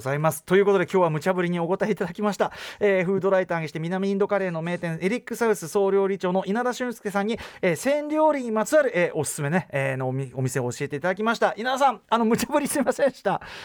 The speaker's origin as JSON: {"language": "Japanese", "region": "Tokyo", "country": "Japan", "tie": "born or raised there", "said": "東京文京区は千駄木"}